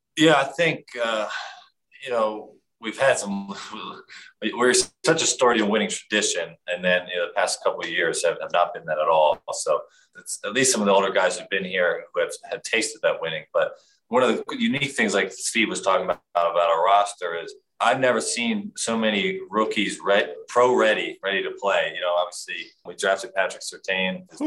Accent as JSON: {"language": "English", "town": "Philadelphia", "region": "Pennsylvania", "country": "United States", "tie": "born or raised there", "moved": "as an adult", "lives_now": "Denver, United States", "said": "I was a big David Akers fan growing up in Philadelphia"}